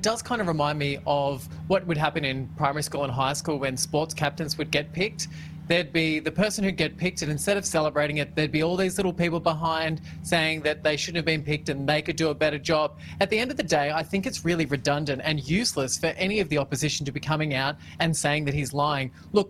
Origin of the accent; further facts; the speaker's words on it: Victoria, Australia; what we're trying to all do as a Victorian, as an Australian